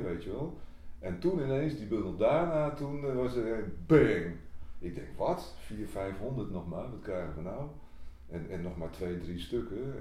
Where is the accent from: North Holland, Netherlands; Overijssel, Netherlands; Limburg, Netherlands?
North Holland, Netherlands; Bergen; Ik kom uit Bergen